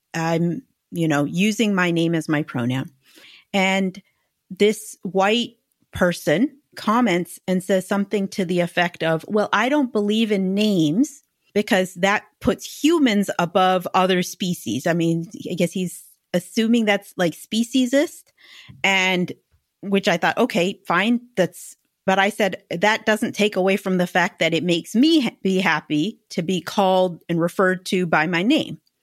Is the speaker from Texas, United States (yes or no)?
no; Arizona, United States; moved away as an adult; also born or lived in New Mexico; now in London, United Kingdom; I grew up in Arizona